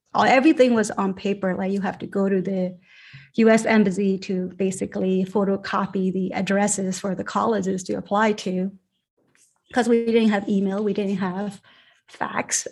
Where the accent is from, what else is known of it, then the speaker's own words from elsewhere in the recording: Yangon, Yangon Region, Myanmar; moved away; I grew up in a basically on top of a factory, my parents' factory in Rangoon, Burma